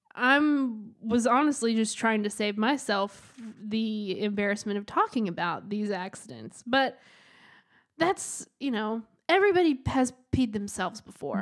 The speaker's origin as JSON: {"language": "English", "region": "the South", "country": "United States", "tie": "born or raised there", "said": "I grew up in the South"}